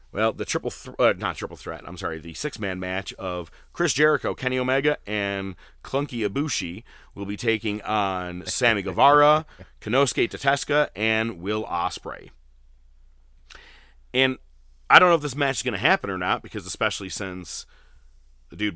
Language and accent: English; Winnipeg, Manitoba, Canada; someone go back to Toronto. I'm from Winnipeg, you idiot.